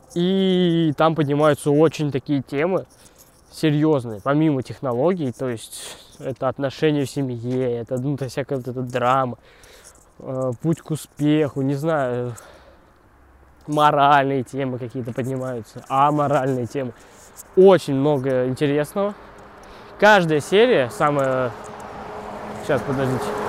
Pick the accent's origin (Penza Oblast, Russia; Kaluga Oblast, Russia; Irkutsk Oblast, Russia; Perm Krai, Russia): Kaluga Oblast, Russia; Kaluga; now in Moscow, Russia; я ходил, ездил из Калуги, еще когда не был в Москве